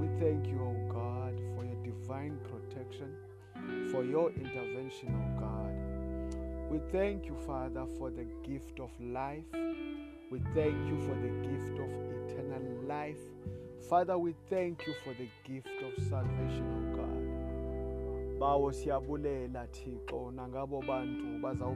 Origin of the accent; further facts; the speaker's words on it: South Africa; first language Xhosa; English is a second language; I am a Xhosa speaking guy from South Africa.